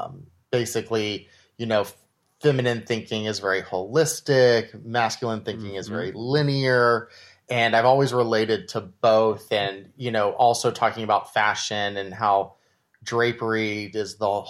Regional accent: Austin, Texas, United States; Yeah. Austin, Texas.

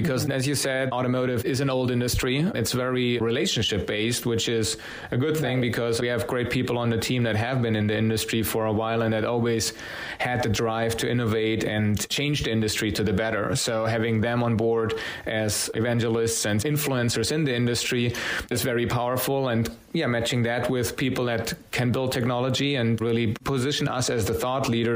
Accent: Munich, Bavaria, Germany; moved away; I'm originally from Munich, Germany

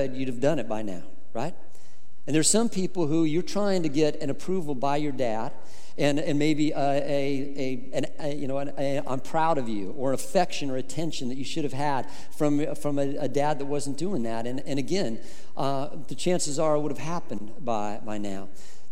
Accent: Colorado, United States; I grew up in Colorado

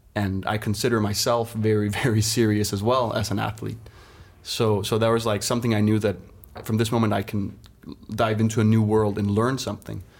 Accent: Denmark; me as a young kid growing up in Denmark

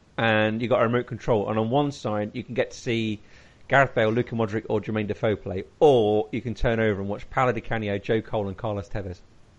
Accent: Leicester, East Midlands, United Kingdom; I grew up in Leicester, and I spent most of my late teens, early 20s watching all these players play

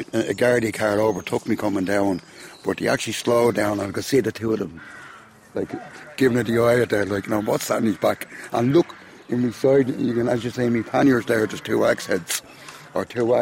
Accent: Dublin, Leinster, Ireland; also born or lived in Queen Street, Dublin; my mother and father moved out to Cabra West at that particular time.

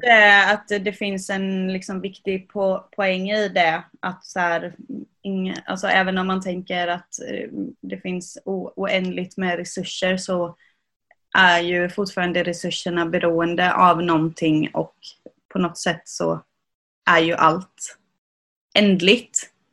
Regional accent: Sweden; also born or lived in Jönköping; vi svenskar

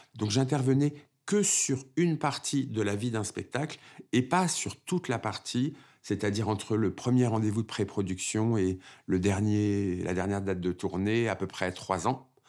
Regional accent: Créteil, Île-de-France, France; Je suis né à Créteil, en banlieue parisienne, d'une famille euh, algérienne

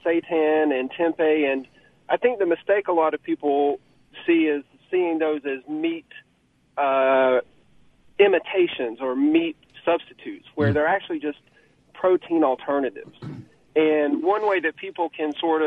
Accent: Western North Carolina, United States; now in Oxford, United States; I grew up in Western North Carolina, and you can imagine the mountains of North Carolina

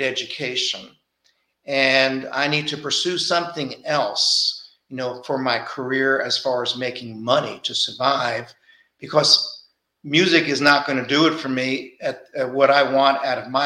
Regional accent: New York City, New York, United States; moved away as an adult; also born or lived in Garland, Texas; growing up in Brooklyn.

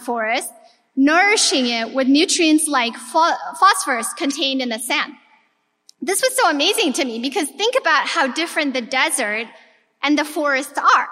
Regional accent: Ethiopia; moved away; I was born and raised in Ethiopia. I'm of Eritrean descent

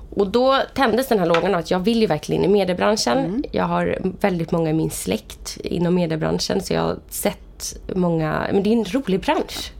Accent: Vallentuna, Stockholm County, Sweden; Jag kommer från uppväxt i Vallentuna

